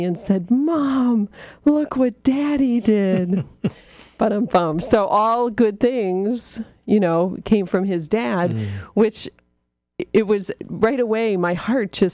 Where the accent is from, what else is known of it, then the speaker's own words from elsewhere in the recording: Erie, Pennsylvania, United States; we are from Erie, Pennsylvania, which gets a ton of snow always